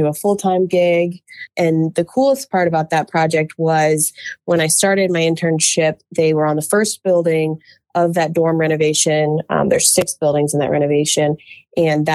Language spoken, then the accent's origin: English; Charlottesville, Virginia, United States; I am from the town of Charlottesville, and I grew up around the University of Virginia